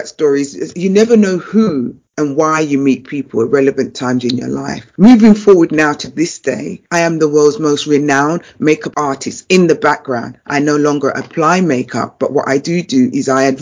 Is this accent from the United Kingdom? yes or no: yes; London, United Kingdom; I was a girl from Brixton.